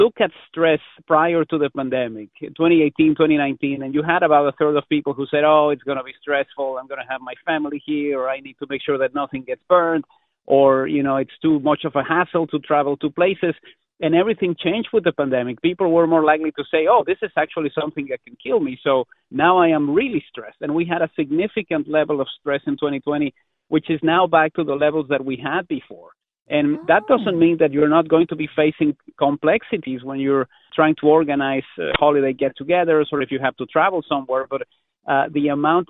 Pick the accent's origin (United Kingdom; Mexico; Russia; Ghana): Mexico; now in Canada; Growing up in Mexico